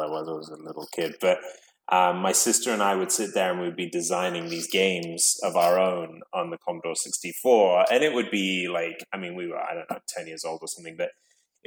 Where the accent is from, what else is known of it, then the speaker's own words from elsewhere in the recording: London, United Kingdom; I grew up in London